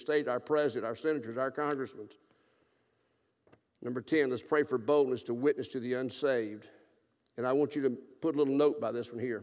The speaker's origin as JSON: {"language": "English", "region": "South Alabama", "country": "United States", "tie": "born or raised there", "also_born_or_lived": "Gulfport, Mississippi", "moved": "yes", "said": "I grew up in South Alabama during the Bear Bryant years"}